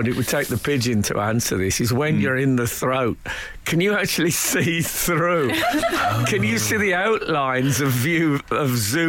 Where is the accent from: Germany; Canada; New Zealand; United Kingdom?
United Kingdom; West Midlands; When I was growing up in the West Midlands